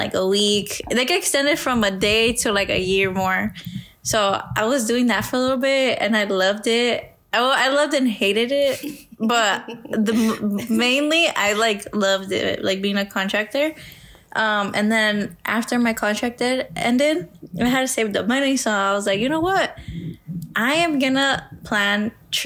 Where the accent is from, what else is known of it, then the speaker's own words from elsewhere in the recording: Arizona, United States; I just wanted to settle down in my hometown. Like, I just love Arizona so much.